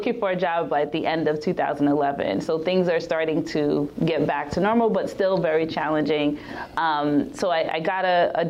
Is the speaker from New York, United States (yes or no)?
yes; New York City, New York, United States; I grew up in Queens in Rosedale. I went to inner city schools.